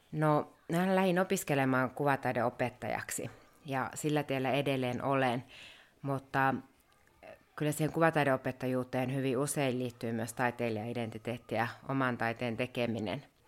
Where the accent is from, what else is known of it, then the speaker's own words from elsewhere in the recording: Rovaniemi, Lapland, Finland; moved away as an adult; now in Muodoslompolo, Sweden; mä oon Rovaniemeltä kotoisin ja onkin sitten opiskellut Rovaniemellä ja aika tiiviisti asunut siellä